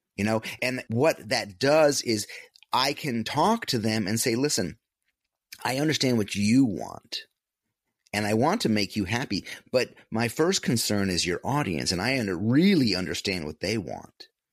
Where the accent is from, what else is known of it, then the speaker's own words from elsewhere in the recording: upstate New York, United States; moved away as an adult; a little small upstate, upstate New York hometown